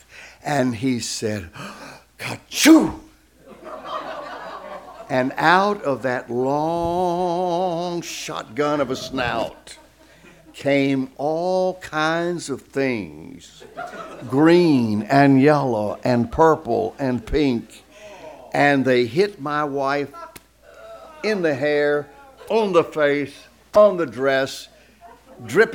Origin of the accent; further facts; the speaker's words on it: Virginia, United States; accent: southern; moved away as an adult; also born or lived in Atlanta, Georgia / Marietta, Georgia; I was born up in Virginia, up in the mountains in Appalachia